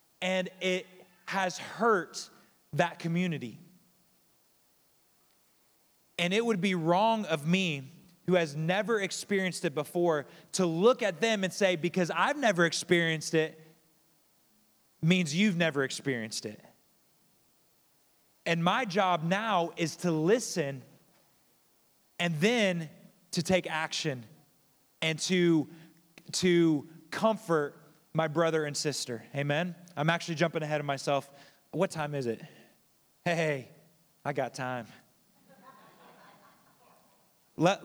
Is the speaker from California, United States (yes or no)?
no; Kokomo, Indiana, United States; moved away; I grew up in Kokomo, so I grew up in kind of a more diverse area